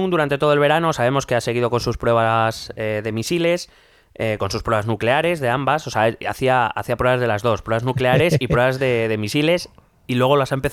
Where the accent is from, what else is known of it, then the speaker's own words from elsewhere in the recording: United States; Trump le puedo criticar yo que soy americano, pero a ti te va a matar.